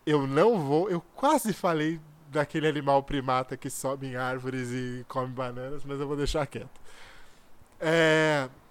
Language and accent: Portuguese; São Paulo, Brazil